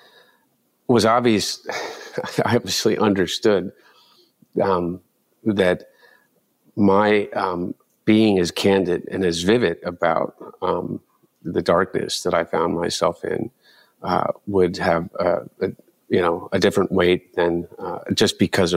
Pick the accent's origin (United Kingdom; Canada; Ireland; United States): United States; Delaware; growing up in Delaware